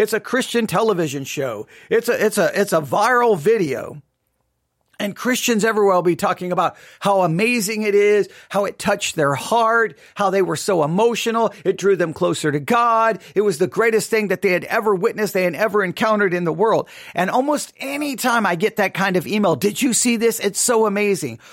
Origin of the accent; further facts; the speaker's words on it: Texas, United States; also born or lived in Abilene, Texas; I live here in Texas. I grew up in Texas